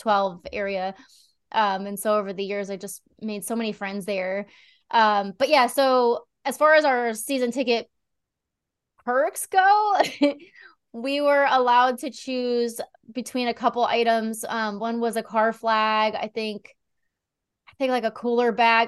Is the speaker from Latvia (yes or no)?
no; near Philadelphia, Pennsylvania, United States; moved away; I was just a kid, you know, like, ten years old and growing up in Pennsylvania, not far